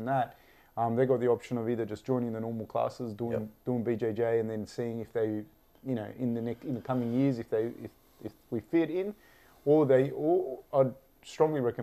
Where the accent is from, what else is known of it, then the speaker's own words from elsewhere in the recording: Sydney, New South Wales, Australia; I'm from Sydney